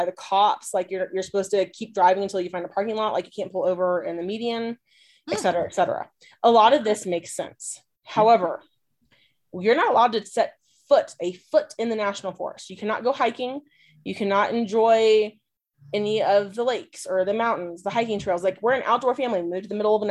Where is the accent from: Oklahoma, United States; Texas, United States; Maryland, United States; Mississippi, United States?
Texas, United States; moved away; I'm a Texan